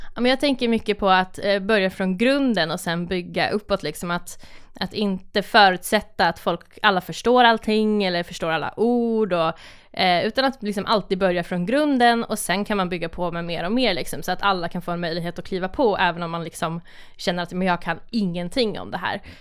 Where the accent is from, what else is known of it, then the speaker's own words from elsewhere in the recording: Malung, Dalarna County, Sweden; jag är uppväxt i, eh, i Malung i Dalarna